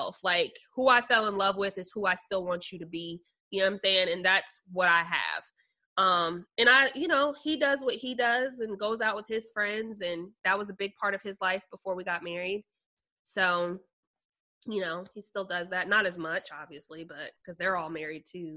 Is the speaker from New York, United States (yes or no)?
no; Phoenix, Arizona, United States; also born or lived in Kansas City, Missouri; now in Nashville, United States; I was born in Kansas City, Missouri, raised in Phoenix